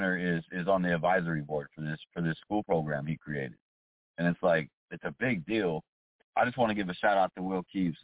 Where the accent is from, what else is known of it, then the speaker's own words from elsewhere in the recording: Des Moines, Iowa, United States; moved away as an adult; now in Florida, United States; That's in Des Moines, Iowa. It's my hometown.